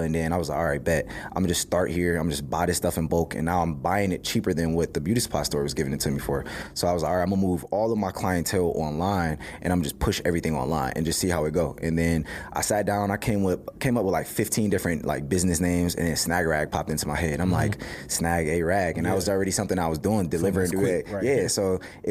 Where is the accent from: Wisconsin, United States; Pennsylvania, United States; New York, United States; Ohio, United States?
Ohio, United States; Cleveland; growing up in Cleveland